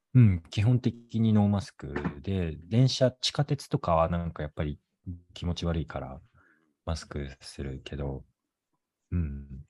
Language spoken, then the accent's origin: Japanese; Tokyo, Japan; moved away as an adult; now in Boston, United States; 東京で生まれ育ったから結構何でも徒歩圏内っていうのに慣れてた